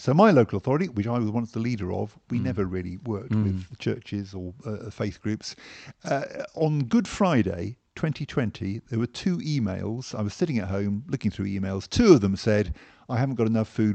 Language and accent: English; Hampshire, South East England, United Kingdom; moved away as an adult; now in London, United Kingdom; I grew up in Hampshire